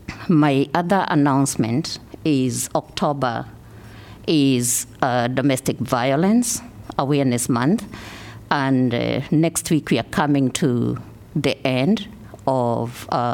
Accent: Kenya; now in Iowa City, United States; I came from Kenya, moving into Iowa City. Yesterday, Kenya celebrated what we call Mashujaa Day.

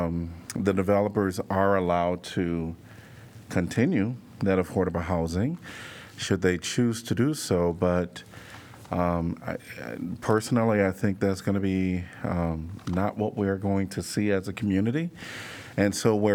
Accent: Chicago, Illinois, United States; now in Iowa City, United States; I'm from Chicago and wasn't from the wealthiest community

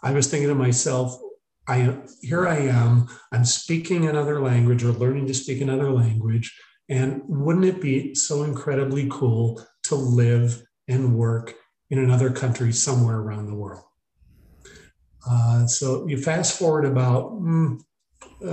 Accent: Iowa, United States; moved away as an adult; I actually started here in Iowa. So started in Iowa, just a farm town about half hour northwest of Des Moines

